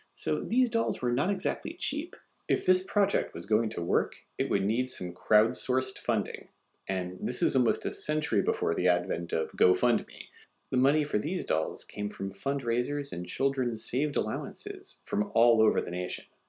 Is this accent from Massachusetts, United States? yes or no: yes; Massachusetts, United States; moved away as an adult; now in Japan; my home state of Massachusetts